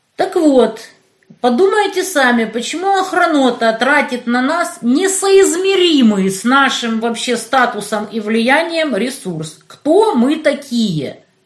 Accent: Kerch, Crimea, Ukraine; now in Donetsk, Ukraine; я из Кирчи

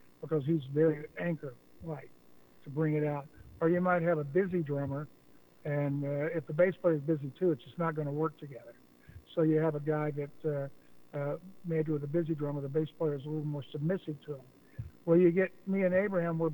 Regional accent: Oklahoma, United States; I grew up with in Oklahoma

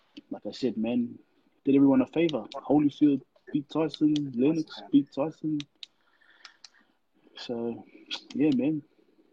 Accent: Auckland, New Zealand; moved away as an adult; now in Melbourne, Australia; I was raised in New Zealand.

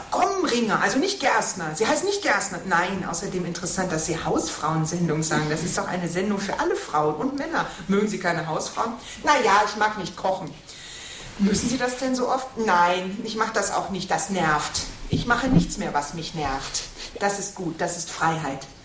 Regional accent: Katowice, Silesian Voivodeship, Poland; born there; moved away; Ich bin in Katowice geboren. Katowice sagen sie heute.

